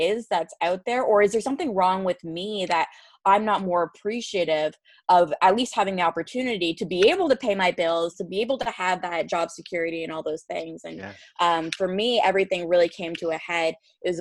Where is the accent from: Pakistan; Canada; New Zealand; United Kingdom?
Canada; fellow Canadians, because it's like the one interview where people don't call me out when I say